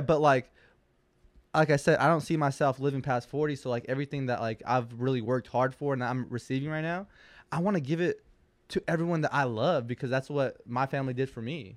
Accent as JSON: {"language": "English", "town": "West Hollywood", "region": "California", "country": "United States", "tie": "born or raised there", "said": "I grew up in West Hollywood. That is the gay capital of California."}